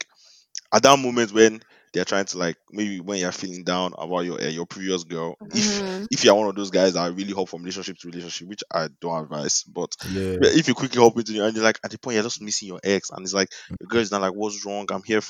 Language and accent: English; Nigeria; as a Nigerian